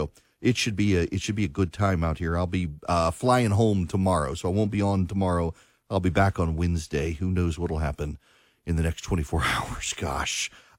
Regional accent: United States; I am an Indigenous American. I was born in the United States of America. My parents were. On my mother's side, my grandparents were. And their grandparents were. I mean, going back to the Revolution.

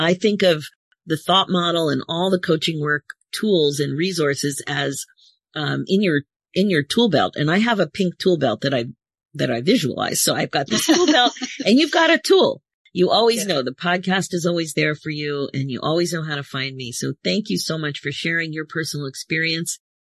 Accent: Philadelphia, Pennsylvania, United States; now in Toronto, Canada; It was a mummer strut because I'm from Philadelphia.

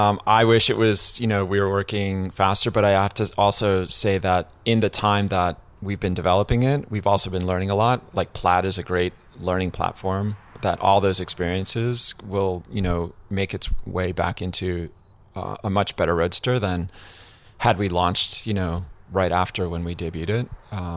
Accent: Connecticut, United States; I grew up in Connecticut.

